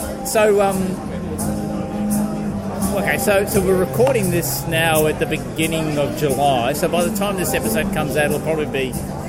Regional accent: Australia; as an Australian.

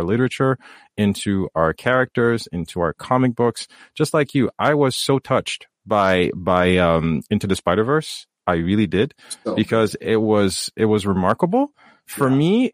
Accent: Haiti; I come from Haiti.

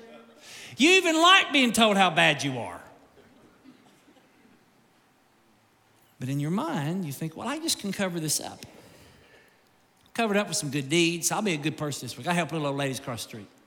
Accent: Kentucky, United States; I grew up in Kentucky.

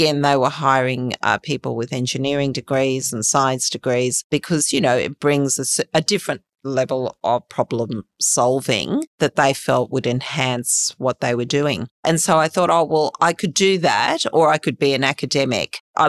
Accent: Australia; Yeah, I love Australia. I'm Australian.

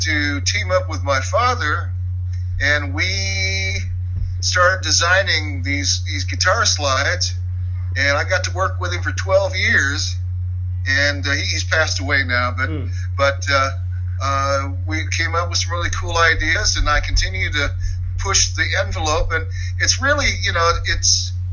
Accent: Los Angeles, California, United States; now in Poncha Springs, United States; I grew up in Los Angeles

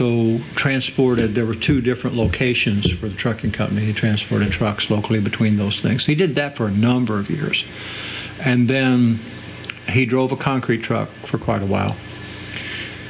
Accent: between Bedford, Indiana and Bloomington, United States; For most of my growing up period, I was down between Bedford, Indiana and Bloomington, Indiana. Out the country

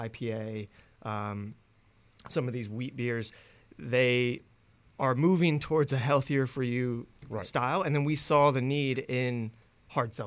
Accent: Indianapolis, Indiana, United States; I'm from Indianapolis

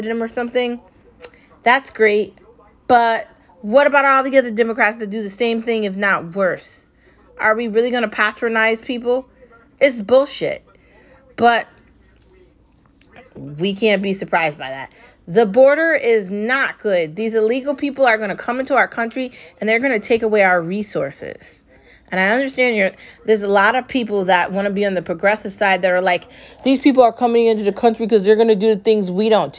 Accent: United States; I'm American

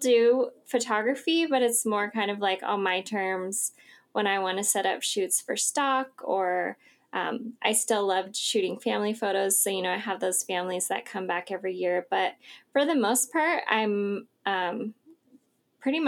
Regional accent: Idaho, United States; also born or lived in Southern California; I'm from Idaho.

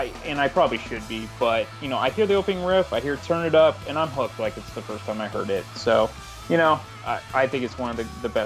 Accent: San Francisco Bay Area, California, United States; So, you know, I grew up in, obviously, the Bay Area, San Francisco Bay Area.

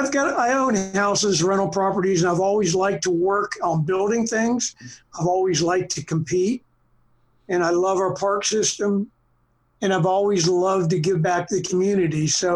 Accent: Boston, Massachusetts, United States; born there; I was born in Boston. My father was from Boston

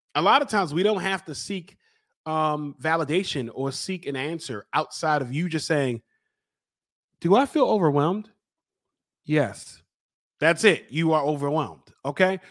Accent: Baltimore, Maryland, United States; I'm from Baltimore

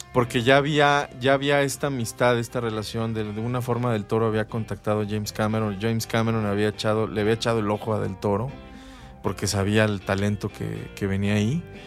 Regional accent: Mexico; nosotros como mexicanos y más en, nuestra ciudad

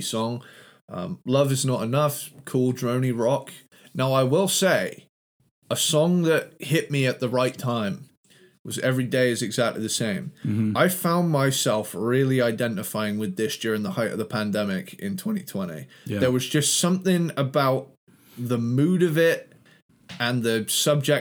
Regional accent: Cornwall, South West England, United Kingdom; accent: Cornish; my kind of Cornish accent came in a little bit

